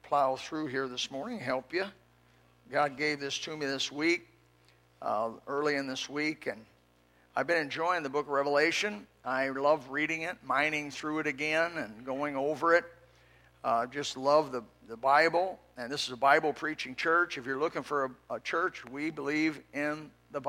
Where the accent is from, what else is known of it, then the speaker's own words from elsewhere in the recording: Elkhart, Indiana, United States; I was raised in Elkhart, Indiana, in a little farmhouse.